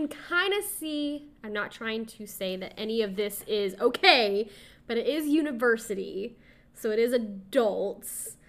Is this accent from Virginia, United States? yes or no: no; Texas, United States; I am born and raised in Texas